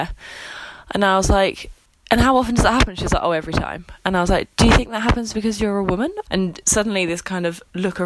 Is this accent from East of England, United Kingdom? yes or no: yes; Essex, East of England, United Kingdom; I'm an independent theatre producer from Essex.